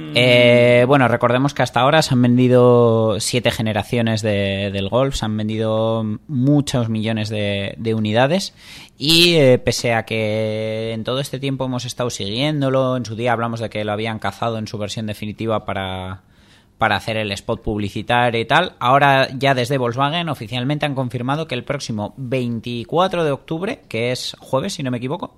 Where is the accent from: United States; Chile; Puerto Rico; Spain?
Spain; somos españoles